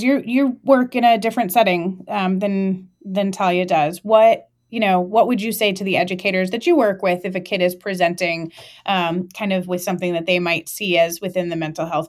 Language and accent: English; Connecticut, United States; now in Oregon, United States; Like I said, I'm a transplant from Connecticut. Mm-hmm. And so my cell phone number is still a Connecticut area code.